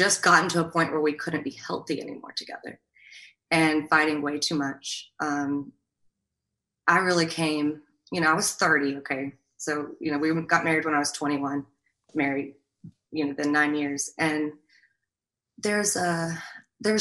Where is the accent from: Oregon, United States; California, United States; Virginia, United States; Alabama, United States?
Alabama, United States; We also had, you know, the Southern culture. We're from Alabama